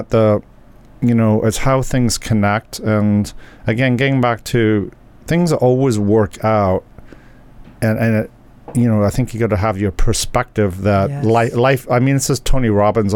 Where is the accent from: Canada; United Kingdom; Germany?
United Kingdom; England; I'm from England